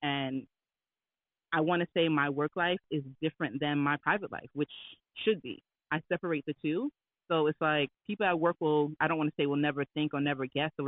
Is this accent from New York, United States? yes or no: yes; New York, United States; I'm from New York